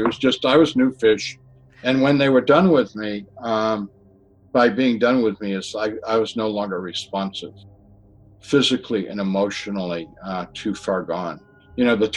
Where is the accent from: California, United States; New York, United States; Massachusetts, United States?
Massachusetts, United States; Where I grew up in Massachusetts, we had septic systems and cesspools.